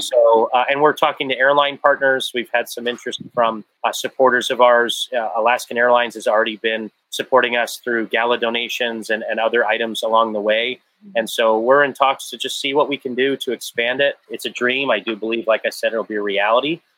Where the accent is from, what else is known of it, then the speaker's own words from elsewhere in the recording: Johannesburg, Gauteng, South Africa; also born or lived in Canada; now in United States; I was born in Johannesburg, South Africa, moved to Canada, and finally became a citizen of the US.